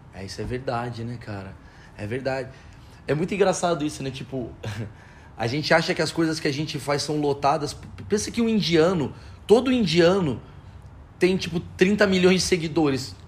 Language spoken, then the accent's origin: Portuguese; Brazil; Eu, como brasileiro